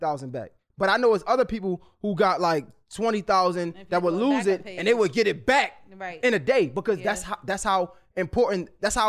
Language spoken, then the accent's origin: English; Baltimore, Maryland, United States; I'm from Baltimore